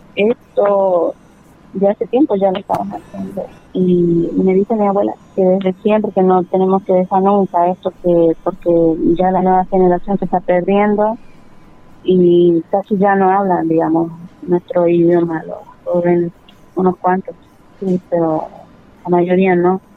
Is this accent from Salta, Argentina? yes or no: yes; Tartagal, Salta, Argentina; soy de Tartagal, kilómetro 6. Eh, yo pertenezco al pueblo originario Huichi